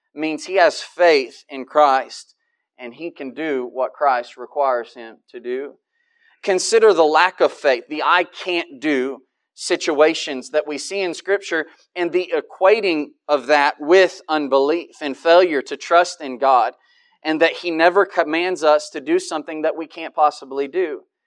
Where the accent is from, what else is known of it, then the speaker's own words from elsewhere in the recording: United States; I'm an American